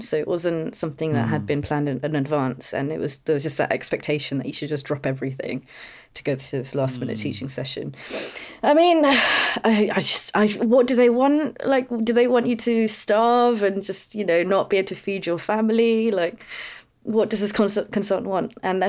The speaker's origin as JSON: {"language": "English", "country": "India", "said": "often I got mistaken for like being European, Greek, Italian, odd things before. And I'm like, no, I'm Indian."}